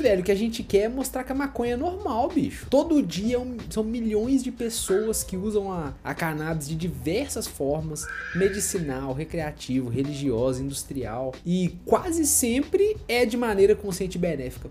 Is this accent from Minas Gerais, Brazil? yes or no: yes; Minas Gerais, Brazil; porque nós somos mineiros